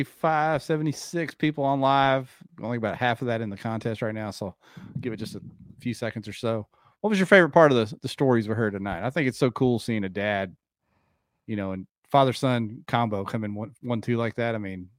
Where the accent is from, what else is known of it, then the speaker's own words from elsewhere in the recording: Dayton, Ohio, United States; now in Arkansas, United States; Yeah, Buckeye born and raised. I've been in Arkansas long enough now to be from here too, but I was born and raised in Dayton, just across the line there.